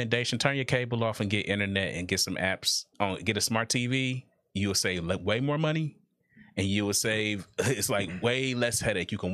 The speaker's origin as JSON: {"language": "English", "region": "Ohio", "country": "United States", "said": "we're from Ohio"}